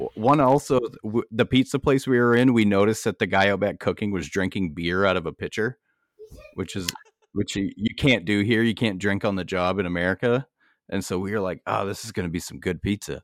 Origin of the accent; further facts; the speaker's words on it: United States; I'm an American.